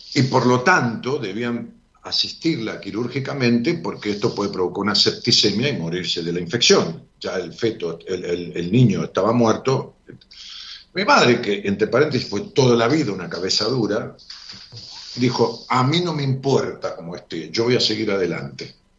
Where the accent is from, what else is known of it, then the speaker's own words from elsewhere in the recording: Ramos Mejía, Buenos Aires Province, Argentina; mi ciudad, Ramón Mejía